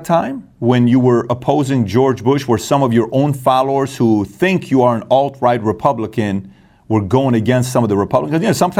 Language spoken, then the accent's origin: English; Iran; now in United States; I'm half Armenian, half Assyrian, born and raised in Iran.